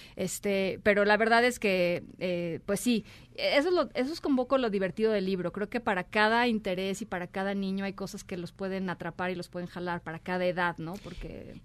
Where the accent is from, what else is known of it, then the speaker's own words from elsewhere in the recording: Mexico; somos los mexicanos